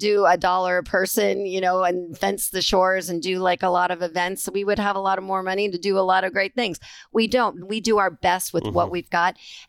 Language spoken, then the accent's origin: English; Fort Lauderdale, Florida, United States; as a native of Fort Lauderdale